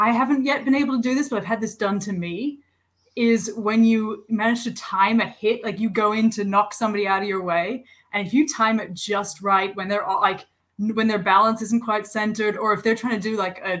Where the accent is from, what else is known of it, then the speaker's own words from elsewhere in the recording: Hong Kong; moved away as an adult; also born or lived in Hudson Valley / New York City; now in Buffalo, United States; I'm actually from Hong Kong. Moved to the U.S. about 8 years ago.